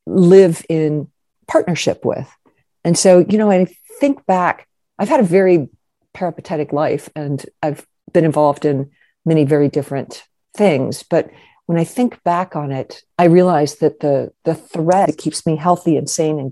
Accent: Kentucky, United States; moved away as an adult; also born or lived in Europe; I grew up in Kentucky

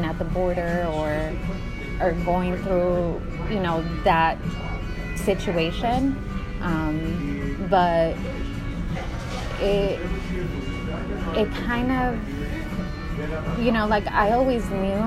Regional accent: California, United States; moved away as an adult; also born or lived in Mexico / Bay Area; now in Long Island, New York, United States; I'm originally from California, Southern California, and then I moved to Northern California, like the Bay Area. But, you know, I'm a DACA recipient. So I came to the United States when I was 2 years old

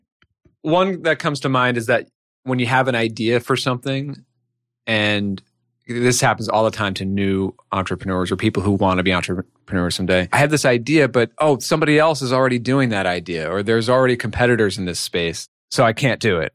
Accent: New York, United States; moved away as an adult; also born or lived in Chicago; now in Connecticut, United States; I'm from New York originally.

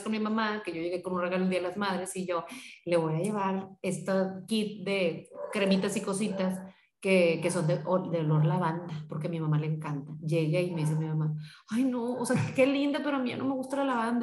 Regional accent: Monterrey, Nuevo León, Mexico; yo soy de aquí de Monterrey

